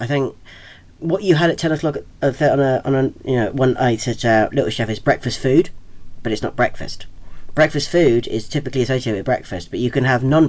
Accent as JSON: {"language": "English", "town": "Southampton", "region": "South East England", "country": "United Kingdom", "tie": "born or raised there", "said": "And in my hometown of Southampton"}